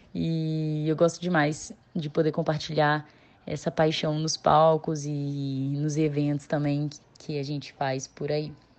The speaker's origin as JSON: {"language": "Portuguese", "town": "Nova Lima", "region": "Minas Gerais", "country": "Brazil", "tie": "born or raised there", "moved": "as an adult", "lives_now": "Juiz de Fora, Brazil", "said": "sou nascida e criada em Nova Lima, Minas Gerais"}